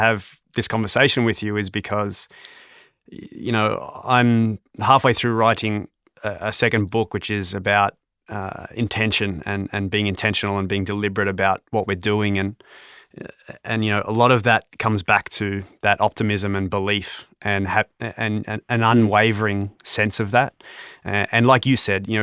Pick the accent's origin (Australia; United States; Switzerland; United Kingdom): Australia; moved away as an adult; now in Toronto, Canada; as an Australian